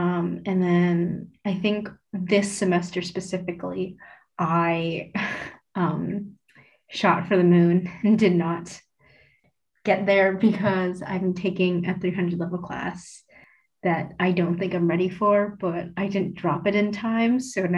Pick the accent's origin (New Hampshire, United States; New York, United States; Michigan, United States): Michigan, United States; moved away as an adult; also born or lived in Jingdezhen, Jiangxi, China; now in Massachusetts, United States; I'm from Michigan, but right now I'm in Massachusetts for college. I go to Mount Holyoke, if anyone knows where that is.